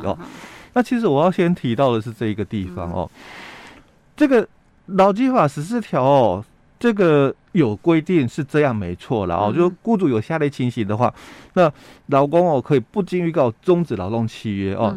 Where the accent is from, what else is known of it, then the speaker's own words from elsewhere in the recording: Taiwan; 我们台湾人又不想做